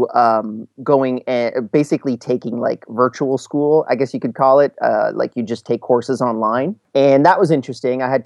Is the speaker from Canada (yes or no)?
yes; Canada; also born or lived in Montreal / Vancouver / Calgary; I'm from Canada.